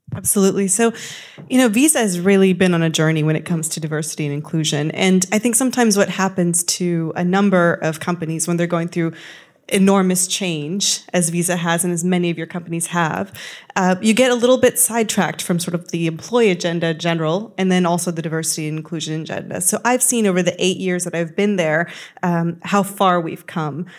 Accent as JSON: {"language": "English", "country": "United States", "said": "you can see I'm American"}